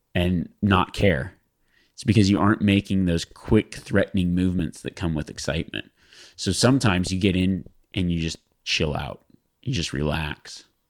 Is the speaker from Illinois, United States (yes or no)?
no; Nevada, United States; I grew up in Nevada, though, and, oh, I grew up in Nevada, and public land is everywhere